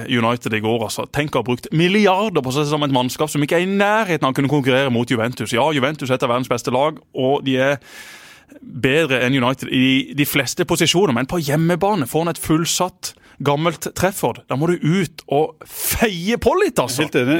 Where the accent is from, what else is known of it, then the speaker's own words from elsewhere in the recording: Kristiansand, Agder, Norway; Jeg har ikke vokst opp der, jeg har vokst opp på Gimlekollen